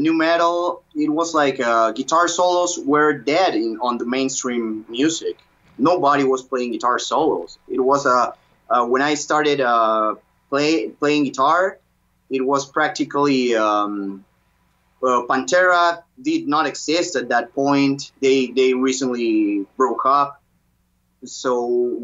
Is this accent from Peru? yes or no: yes; Peru; English is a second language; I was born in Peru in 1985